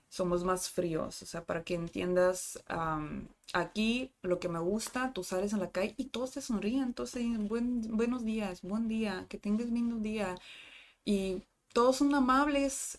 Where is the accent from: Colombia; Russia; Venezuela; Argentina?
Russia; Rostov-on-Don, Rostov Oblast; Spanish is a second language; moved away as an adult; also born or lived in Cancún, Mexico / Spain; now in Tijuana, Mexico; Yo soy de la capital del sur, pero sur administrativo. Mi ciudad nativa se llama Rostov del Don.